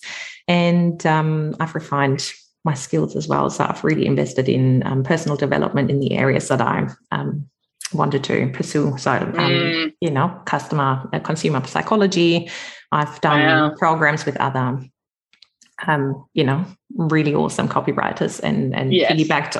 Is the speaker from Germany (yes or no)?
yes; Germany; moved away as an adult; now in Australia; I'm originally from Germany. You might be able to pick that up. So I have been in Australia for 20 years